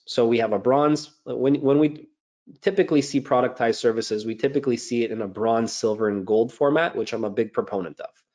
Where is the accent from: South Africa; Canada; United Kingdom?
Canada; Montreal, Quebec; I'm a CPA, born and raised in Montreal, Canada